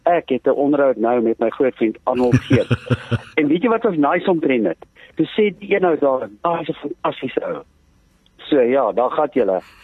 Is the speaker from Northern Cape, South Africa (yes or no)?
no; Johannesburg, Gauteng, South Africa; Ek kom van Johannesburg af